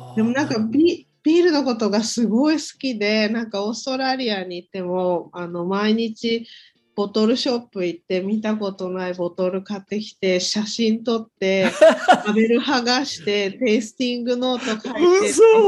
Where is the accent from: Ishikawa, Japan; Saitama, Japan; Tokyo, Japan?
Saitama, Japan; 埼玉で生まれて、うん、大学を出て